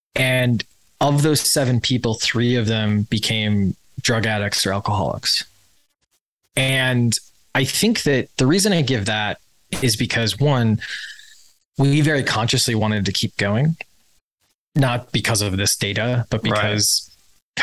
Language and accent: English; Wisconsin, United States; I grew up in Wisconsin